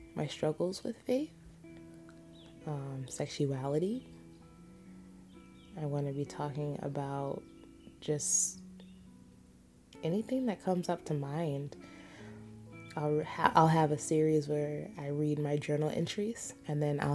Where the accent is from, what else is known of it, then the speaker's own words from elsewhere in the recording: United States; I am American